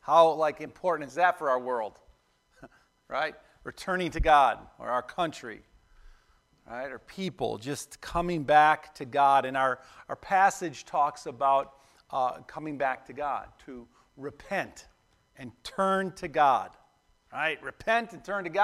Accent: Buffalo, New York, United States; When I grew up in Buffalo, we'd go hang out at this park called Shoshone Park down the street.

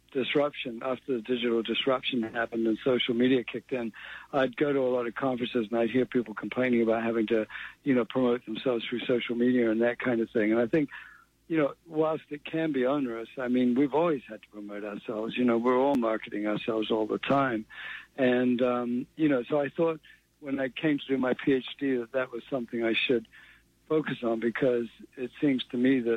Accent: New Zealand; moved away as an adult; also born or lived in England / Boston, United States / United Kingdom; I was born in England. I grew up in New Zealand. We emigrated to New Zealand when I was 9.

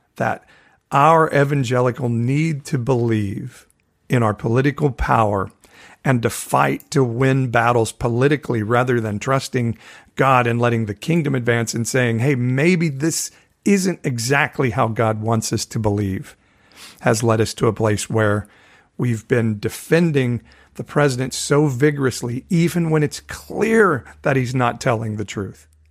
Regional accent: Fresno, California, United States; my hometown of Fresno, California

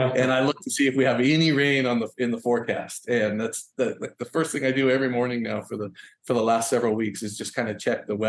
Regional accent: Willamette Valley, Oregon, United States; moved away as an adult; now in Hawaii, United States; I grew up in Oregon, in the Willamette Valley, which is definitely a very rural agricultural community

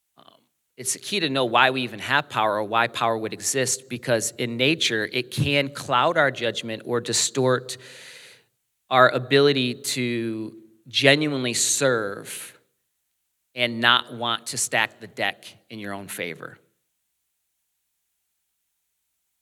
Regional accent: United States; growing up in America, most of the things we watch, people speak our language

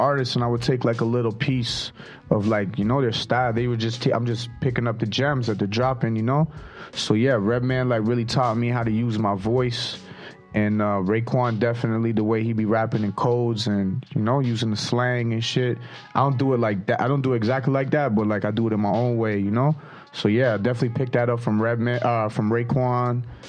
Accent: Toronto, Ontario, Canada; brown bag money from the north side, man, Toronto, Canada.

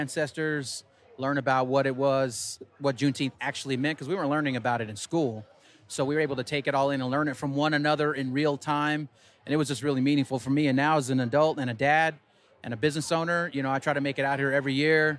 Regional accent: Albuquerque, New Mexico, United States; also born or lived in Los Angeles, California; growing up in Albuquerque, I moved here in third grade from Los Angeles, and I moved to the Curt.

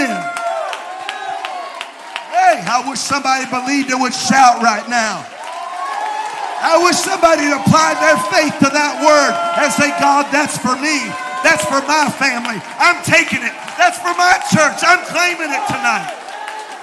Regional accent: Mississippi, United States; I'm from Mississippi

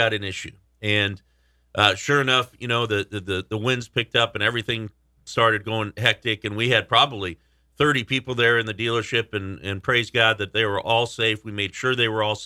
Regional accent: West Coast, United States; moved away as an adult; now in Nashville, United States; I'm from West Coast

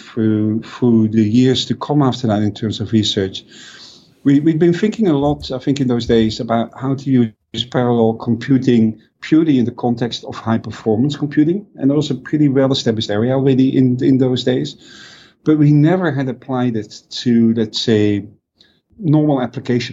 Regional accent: Netherlands; growing up in Europe, or at least in the Netherlands

